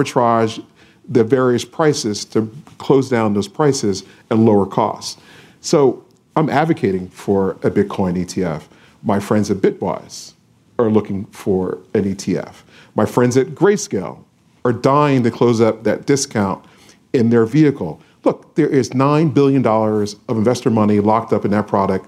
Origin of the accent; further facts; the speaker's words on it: Philadelphia, Pennsylvania, United States; I'm from Philadelphia, 1987